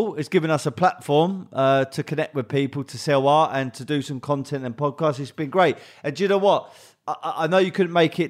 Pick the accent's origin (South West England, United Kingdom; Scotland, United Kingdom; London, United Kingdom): London, United Kingdom; also born or lived in Bromley / West Wickham / Hayes / Kent; So originally I'm from South London.